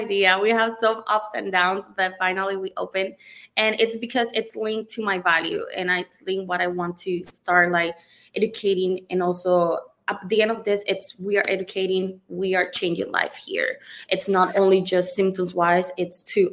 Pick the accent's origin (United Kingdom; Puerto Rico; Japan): Puerto Rico; moved away as an adult; also born or lived in Georgia, United States; now in Davie, United States; I'm from Puerto Rico. I studied chemistry in Puerto Rico, my bachelor degree